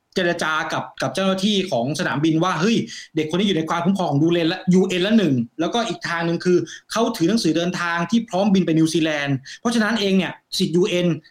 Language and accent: Thai; Thailand; moved away as an adult; now in New Zealand; เราก็เป็นเด็กไทยคนหนึ่ง